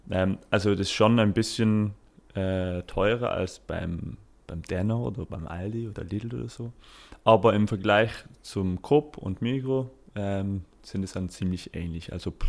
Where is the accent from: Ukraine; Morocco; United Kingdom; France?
United Kingdom; German is a second language; now in Switzerland; Also ich komme aus Großbritannien und da ist es schon viel, viel größer.